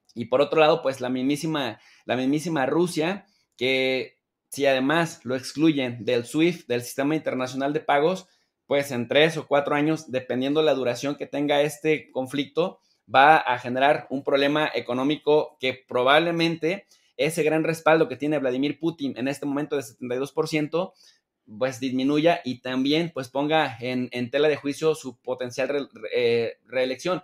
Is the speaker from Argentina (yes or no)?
no; Mexico; estamos en México y somos mexicanos